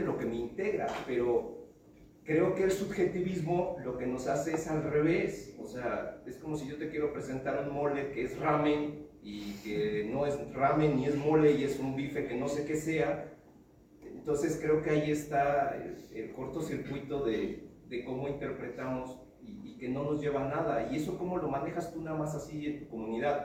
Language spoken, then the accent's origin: Spanish; Mexico; yo soy mexicano